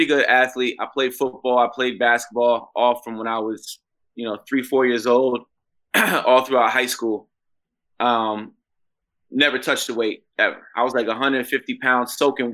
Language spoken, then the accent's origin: English; upstate New York, United States; moved away as an adult; back in upstate New York, where I'm originally from